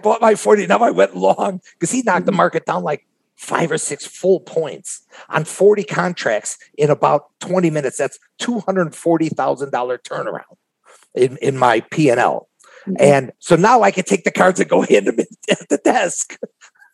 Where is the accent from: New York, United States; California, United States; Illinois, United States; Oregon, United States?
Illinois, United States; Chicago; I'm from Chicago